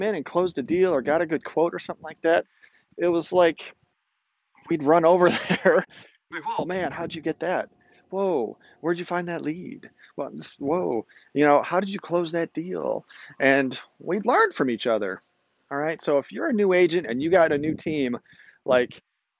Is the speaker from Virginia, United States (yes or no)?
no; outside of Chicago, Illinois, United States; I grew up outside of Chicago